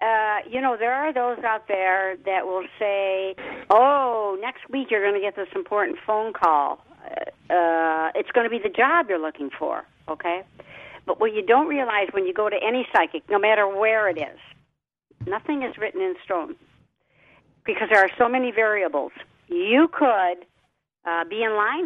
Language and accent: English; Detroit, Michigan, United States; I'm from Detroit